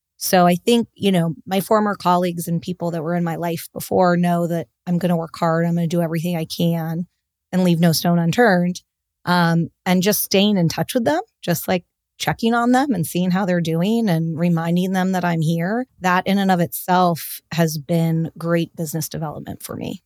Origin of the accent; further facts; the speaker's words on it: Los Angeles, California, United States; also born or lived in Boston; I grew up in Los Angeles